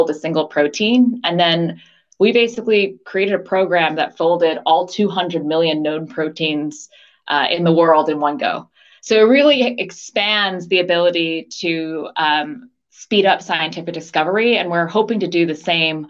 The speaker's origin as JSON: {"language": "English", "region": "outside of New York City", "country": "United States", "tie": "born or raised there", "also_born_or_lived": "Los Angeles, United States / Washington, D.C., United States / San Francisco Bay Area, United States / Taiwan (parents)", "moved": "as an adult", "lives_now": "London, United Kingdom", "said": "I was born in LA. My parents were immigrants from Taiwan, and they were graduate students in LA, but grew up largely outside of New York City."}